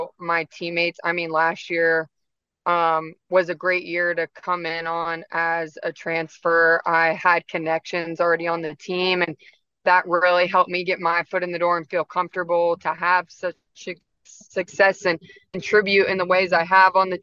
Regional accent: Acworth, Georgia, United States; I grew up in Acworth right down the road. So I'm from the area

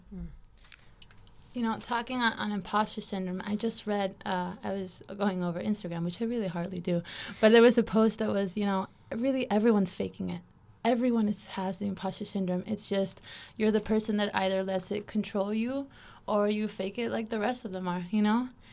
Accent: Caracas, Capital District, Venezuela; moved away as an adult; also born or lived in Miami, Florida / Washington State; now in United States; I'm originally from Caracas, Venezuela

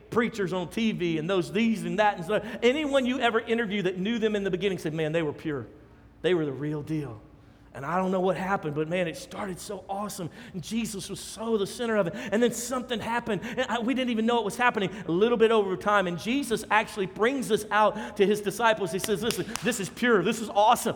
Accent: Louisiana, United States; We're from Louisiana

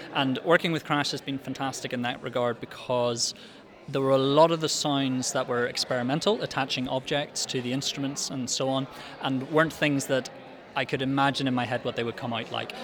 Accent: Belfast, Northern Ireland, United Kingdom; I'm a composer from Belfast

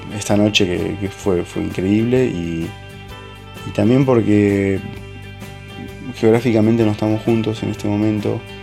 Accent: Argentina; moved away as an adult; also born or lived in Marseille, France; now in France; desde que me fui de Argentina y dejé de tocar en Los Álamos

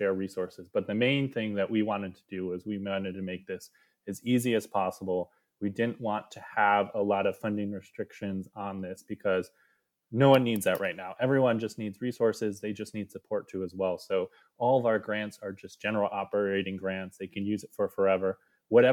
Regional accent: Syracuse, New York, United States; moved away as an adult; now in Albany, United States; I'm actually originally from Syracuse, New York, so central New York. I was born and raised there and came out to the Capital District for graduate school

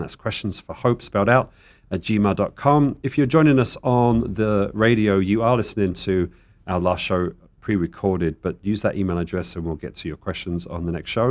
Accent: United Kingdom; now in Tucson, United States; I'm the British person

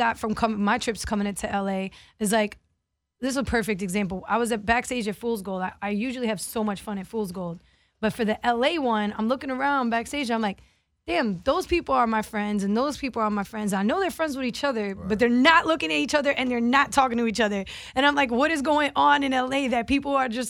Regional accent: Miami, Florida, United States; I'm from Miami.

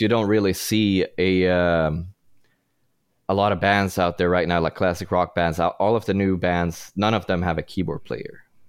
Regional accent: Sweden; English is a second language; now in Los Angeles, United States; I grew up in Sweden, and I'm trying to hide my accent as best as I can

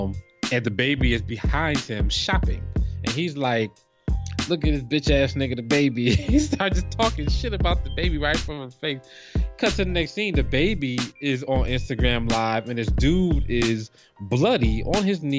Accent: New Jersey, United States; like, I'm from Jersey

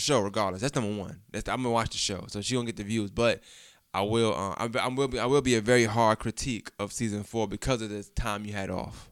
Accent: New York, United States; I'm from New York

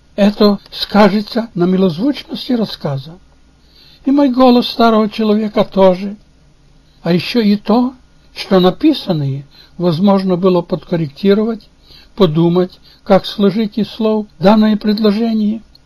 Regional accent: Kamenka, Chernivtsi Oblast, Ukraine; Russian is a second language; moved away as an adult; now in Portland, United States; Я уроженец и прожил 60 лет в селе Каменка Черновицкой области на Украине

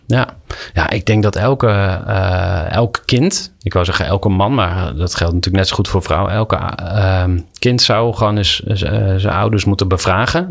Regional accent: Kampen, Overijssel, Netherlands; moved away as an adult; Ik ben opgegroeid in Kampen te eh, zeer christelijke kampen.

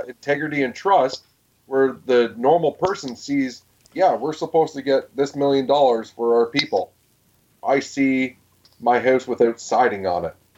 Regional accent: Canada; As a Canadian and as a person that wants to raise children in this country

